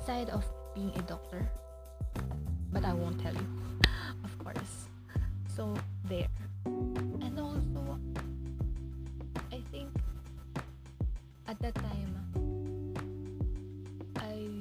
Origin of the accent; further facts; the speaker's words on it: Philippines; also born or lived in Manila; I'm from the Philippines